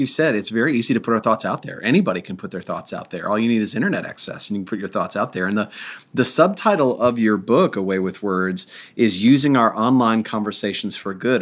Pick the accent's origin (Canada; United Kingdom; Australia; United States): United States; Milwaukee, Wisconsin; moved away; I grew up in Milwaukee